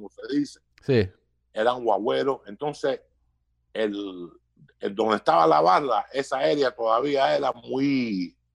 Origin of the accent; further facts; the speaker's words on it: Cuba; first language es; moved away; yo hablé, español en la primera lengua mía, entonces aprendí inglés cuando me mudé de Cuba.